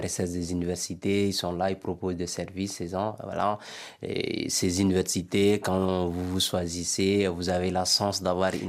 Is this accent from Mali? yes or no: yes; Mali; moved away as an adult; also born or lived in Bamako; now in France; le campus chez nous au Mali